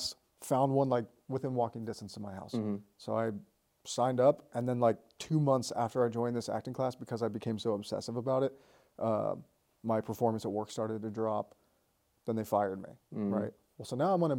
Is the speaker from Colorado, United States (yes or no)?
yes; Colorado Springs, Colorado, United States; moved away as an adult; also born or lived in Florida; I grew up in Colorado Springs, Colorado.